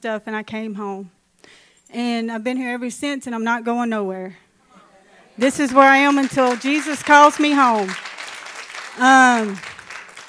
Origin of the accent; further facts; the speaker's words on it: Ashland, Louisiana, United States; now in Minden, United States; I'm from Ashland. Grew up in Ashland. Not far from here